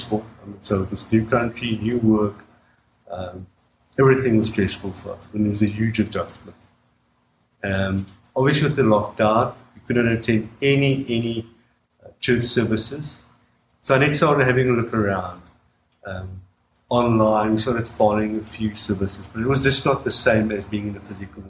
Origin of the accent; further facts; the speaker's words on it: South Africa; moved away as an adult; now in Canada; Annette and I, both born and raised in South Africa